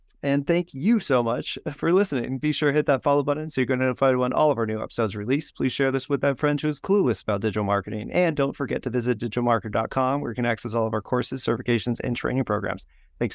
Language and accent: English; California, United States; Hey, I'm from California, so I get